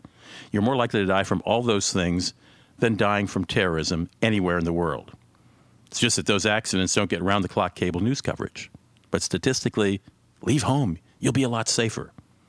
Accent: St. Paul, Minnesota, United States; my hometown of St. Paul, Minnesota

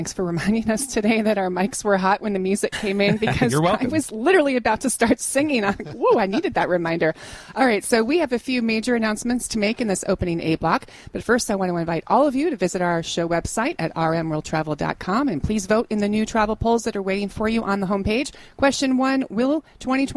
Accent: England, United Kingdom; I'm English

